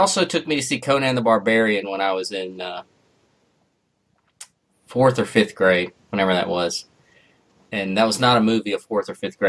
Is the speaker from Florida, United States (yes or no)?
no; Missouri, United States; we're from Missouri